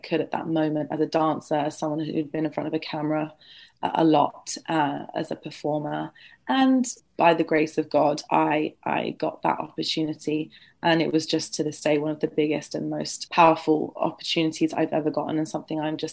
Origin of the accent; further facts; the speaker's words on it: London, United Kingdom; I'm born and raised in London